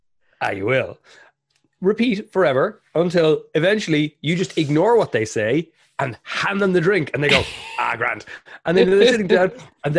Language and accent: English; Ireland; Because we're both Irish and this is going to be a really intense conversation.